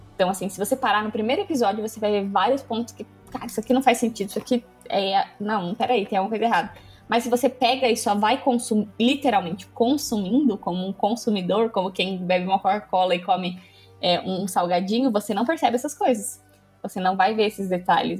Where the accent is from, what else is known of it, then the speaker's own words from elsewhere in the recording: Brazil; eu sou brasileira